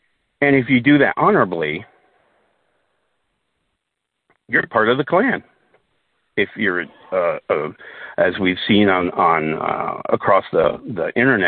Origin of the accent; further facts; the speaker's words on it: Southern Denmark, Denmark; born there; as a Dane, and I was, you know, I was born in Denmark, in southern Denmark, that in of itself is the only way to kind of be a Dane.